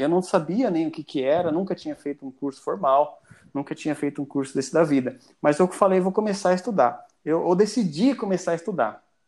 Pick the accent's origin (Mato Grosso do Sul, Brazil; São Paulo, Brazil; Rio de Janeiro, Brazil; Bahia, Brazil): Mato Grosso do Sul, Brazil; Ponta Porã; now in Joinville, Brazil; E estou morando em Joinville já há mais tempo do que na minha cidade natal. Eu sou de Mato Grosso do Sul, cara, uma cidade que faz fronteira com o Paraguai, chamada Ponta Porã